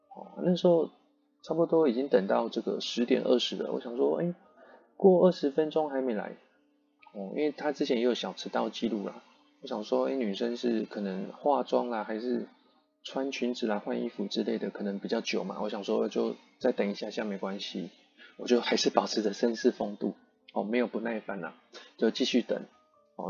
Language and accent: Chinese; Yilan County, Taiwan; 我是宜兰人，就不熟台北的路嘛